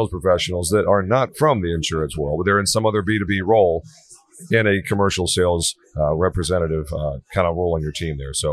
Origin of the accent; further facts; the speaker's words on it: Ocala, Florida, United States; Ocala, Florida.